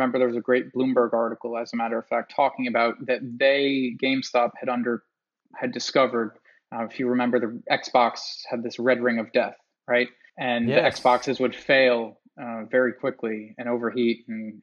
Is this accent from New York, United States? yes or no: yes; Long Island, New York, United States; growing up in Long Island, New York. The mall that I went to as a kid